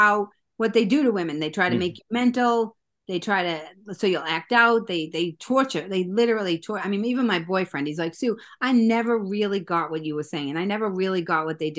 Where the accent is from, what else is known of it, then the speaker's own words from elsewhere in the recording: Boston, Massachusetts, United States; I grew up in Boston.